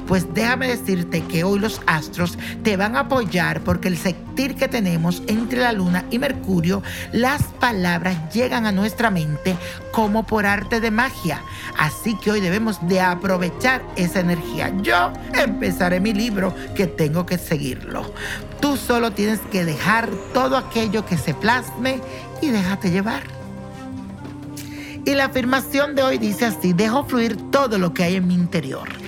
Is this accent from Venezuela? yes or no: yes; Venezuela; moved away as an adult; also born or lived in Puerto Plata; now in Madrid, Spain; Soy venezolano, viví en Puerto Plata por cuatro años y medio.